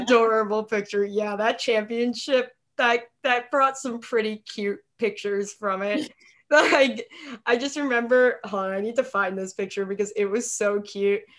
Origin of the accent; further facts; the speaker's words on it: New York, United States; moved away as an adult; also born or lived in Minnesota; I'm from New York, but I went to college in Minnesota.